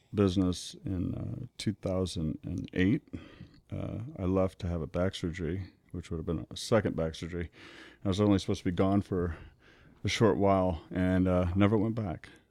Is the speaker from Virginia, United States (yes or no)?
no; Omaha, Nebraska, United States; born and raised in Omaha